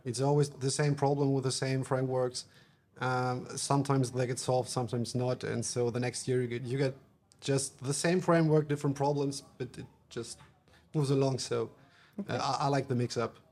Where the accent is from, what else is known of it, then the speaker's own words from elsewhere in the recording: Bremen, Germany; English is a second language; I'm from Germany, from Bremen.